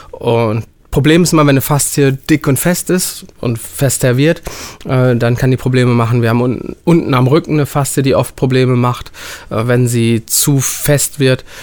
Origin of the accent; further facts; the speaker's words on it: Bangalore, Karnataka, India; born there; Ich komme ja, ich bin gebürtiger Inder und bin in Bangalore geboren. Wir haben 13,5 Millionen Einwohner.